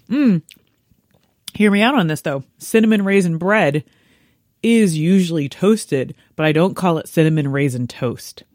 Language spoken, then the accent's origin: English; United States